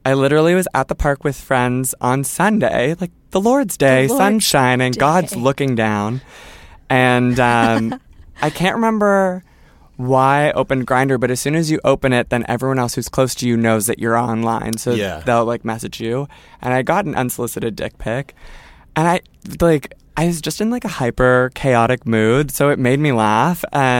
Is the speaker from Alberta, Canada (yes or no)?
no; Toronto, Ontario, Canada; okay, so I'm from Toronto, someone's from Etobicoke, there's someone from London, Ontario, and then there's someone from Vancouver